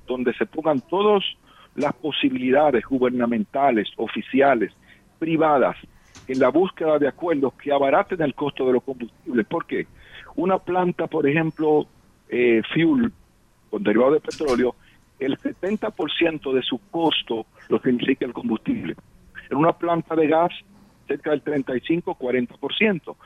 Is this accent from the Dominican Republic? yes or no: yes; Dominican Republic; un dominicano que siente